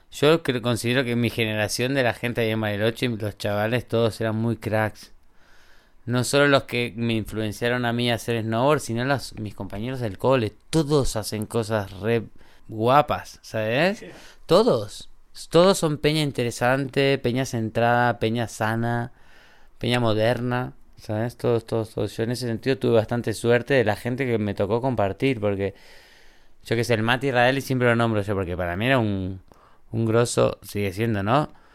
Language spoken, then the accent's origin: Spanish; Argentina; moved away as an adult; also born or lived in Bariloche; now in Andorra; somos argentinos